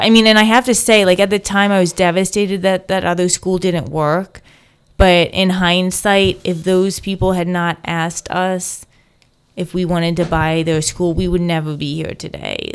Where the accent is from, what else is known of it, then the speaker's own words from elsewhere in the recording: Delaware, United States; moved away as an adult; now in Hamilton, United States; growing up in Delaware